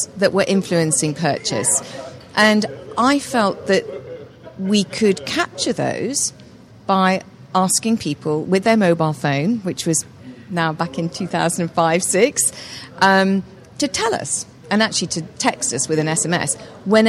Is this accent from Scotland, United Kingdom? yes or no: no; Alderley Edge, North West England, United Kingdom; moved away as an adult; also born or lived in London; I grew up in the north of England, in a village called Alderley Edge in Cheshire.